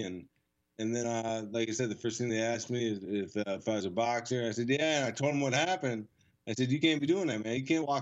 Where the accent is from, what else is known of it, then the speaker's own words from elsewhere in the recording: Flushing, Michigan, United States; I grew up in Flushing, Michigan